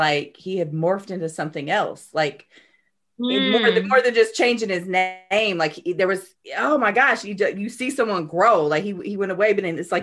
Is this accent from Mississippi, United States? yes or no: no; Lexington, Oklahoma, United States; I'm from Lexington, Oklahoma.